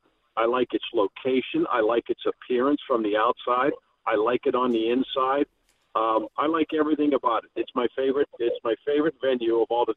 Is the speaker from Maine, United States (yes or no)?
no; McKeesport, Pennsylvania, United States; I'm from the south part of McKeesport, so I'm from McKeesport.